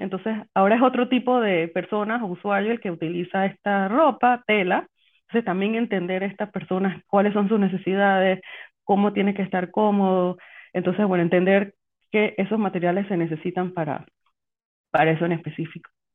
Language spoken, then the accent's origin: Spanish; Panama; soy panameña